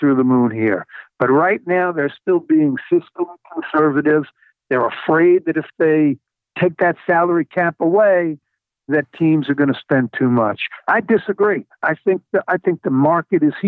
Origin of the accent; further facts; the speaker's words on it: New York, United States; I grew up in New York, a baseball fan, a football fan, a hockey fan.